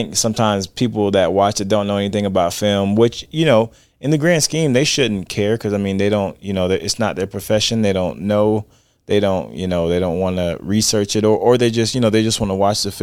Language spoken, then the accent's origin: English; Florida, United States; I'm from Florida.